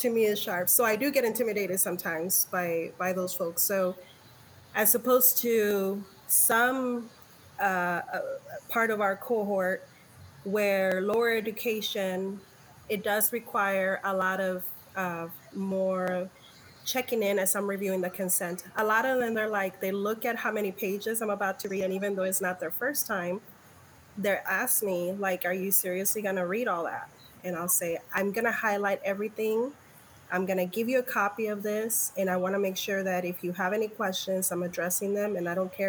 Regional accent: New Mexico, United States; now in San Diego, United States; I'm from New Mexico

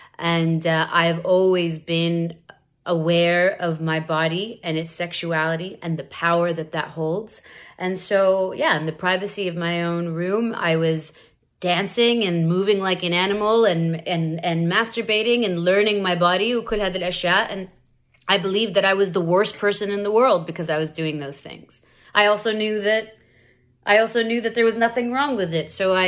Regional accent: Saudi Arabia; What was it like growing up in Saudi?

